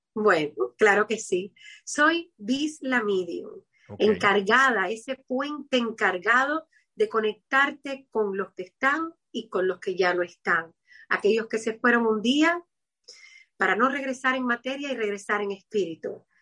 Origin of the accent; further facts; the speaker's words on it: Havana, Cuba; Yo soy de Cuba, de La Habana